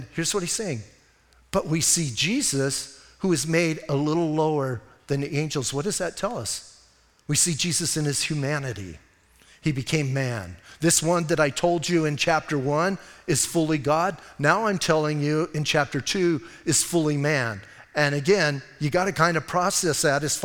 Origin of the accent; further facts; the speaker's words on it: Bisbee, Arizona, United States; Because it's my hometown